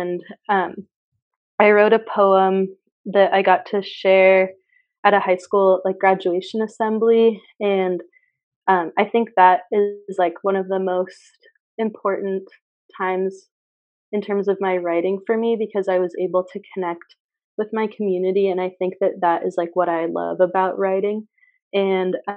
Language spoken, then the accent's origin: English; Mount Vernon, Washington, United States; I'm from Mount Vernon, Washington, so like all evergreens and stuff like